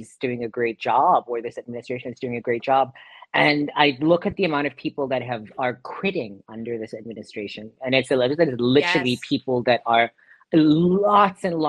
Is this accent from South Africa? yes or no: yes; South Africa; moved away; in South Africa, my home country